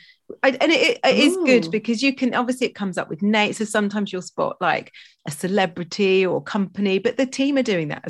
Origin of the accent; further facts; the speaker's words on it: Stroud, South West England, United Kingdom; I grew up in Gloucestershire in Stroud.